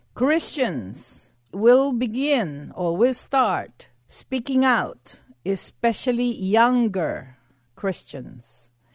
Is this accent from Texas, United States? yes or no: yes; Texas, United States; being a Texan, I had to have a red pickup truck